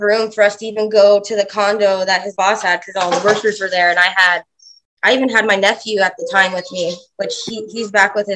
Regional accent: Sarasota County, Florida, United States; I was born and raised in Sarasota County

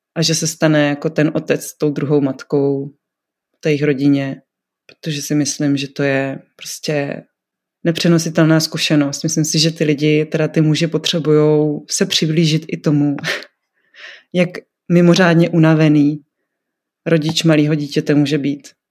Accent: North Moravia, Czechia; now in Brno, Czechia; já jsem děvče ze Severní Moravy, žijící v Brně

